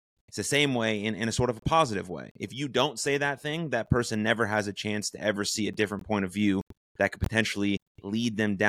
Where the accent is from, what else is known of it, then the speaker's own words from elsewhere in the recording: United States; as American Jews